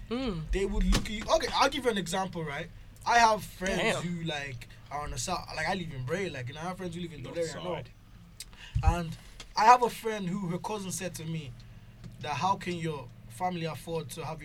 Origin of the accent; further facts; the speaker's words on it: Nigeria; also born or lived in Clondalkin, Dublin, Ireland; now in Ireland; I'm from Nigeria